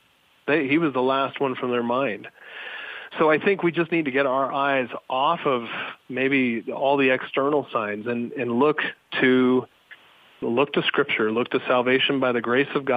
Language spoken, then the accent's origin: English; United States; as American evangelicals